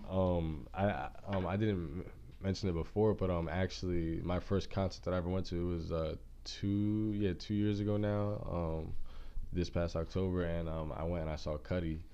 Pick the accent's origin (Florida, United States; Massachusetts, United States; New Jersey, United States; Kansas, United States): Kansas, United States; Junction City; moved away; I'm not even from Kansas City. I'm from Junction City, Kansas